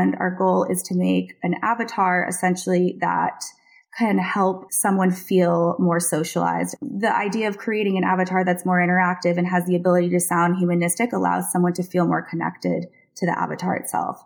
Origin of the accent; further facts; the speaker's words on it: Seattle, Washington, United States; moved away as an adult; also born or lived in South Florida / San Francisco / New York; now in London, United Kingdom; I am actually originally from South Florida, but spent most of my adolescence in Seattle and my 20s in San Francisco and New York, and now I live in London.